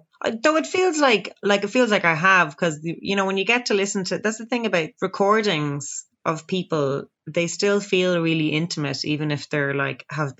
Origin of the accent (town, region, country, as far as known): Dublin, Leinster, Ireland; accent: Dublin